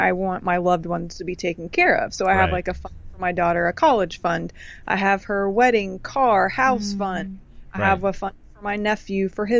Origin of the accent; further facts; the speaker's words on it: Canada; I'm technically from Canada.